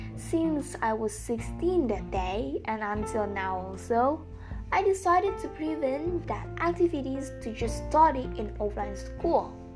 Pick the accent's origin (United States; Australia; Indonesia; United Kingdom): Indonesia; English is a second language; I'm from Indonesian and I'm so sorry about my accent or pronunciation after all, since English is not my mother language.